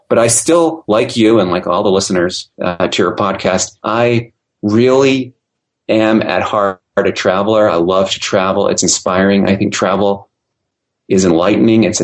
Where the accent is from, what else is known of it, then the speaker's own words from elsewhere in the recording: Austria; also born or lived in Germany; I grew up overseas. I grew up in Europe, Austria, and Germany. Uh, my parents were in the ministry, so we moved a lot.